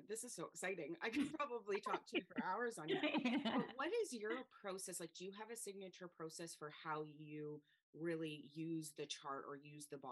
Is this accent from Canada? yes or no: yes; Canada; now in Spain; So I live in Spain. I'm from Canada